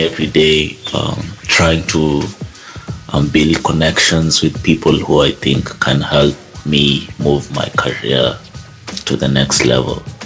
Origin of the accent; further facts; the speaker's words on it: Kenya; I'm Kenyan